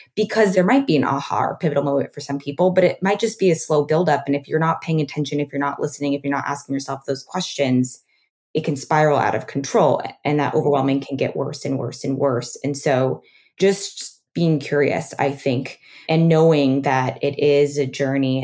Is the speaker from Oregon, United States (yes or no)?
yes; Oregon, United States; also born or lived in New York; now in Los Angeles, United States; I grew up on a farm in Oregon.